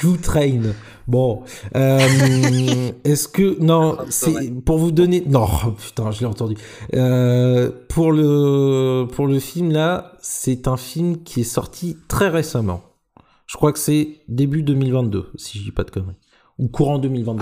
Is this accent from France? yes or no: yes; Normandy, France; je suis normand